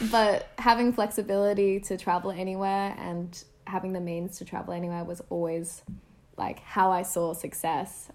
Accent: Sydney, New South Wales, Australia; moved away as an adult; stay another year at university in Sydney, which was a big thing for me. Um, staying at uni meant staying in my hometown

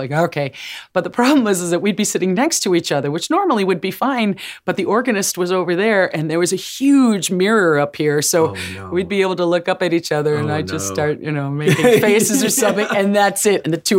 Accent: New Jersey, United States; because I'm from Jersey. You can take the girl out of Jersey.

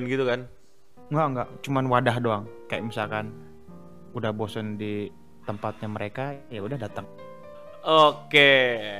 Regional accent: Java, Indonesia; gue juga orang Jawa loh

